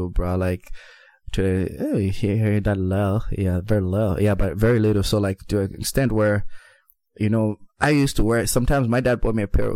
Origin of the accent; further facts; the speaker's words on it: Zambia; I grew up in Zambia, you know. Actually, I was actually born in Kawi